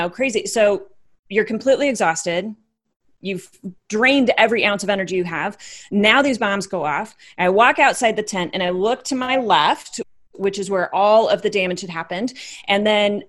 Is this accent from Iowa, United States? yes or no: yes; Iowa, United States; born and raised in Iowa, wife, mother of three